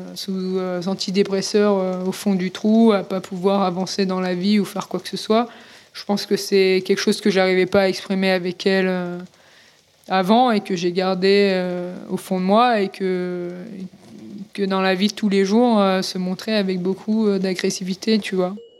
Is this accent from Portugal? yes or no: no; Cannes, Provence-Alpes-Côte d'Azur, France; moved away; je reviens en France et à Cannes notamment pour des raisons de santé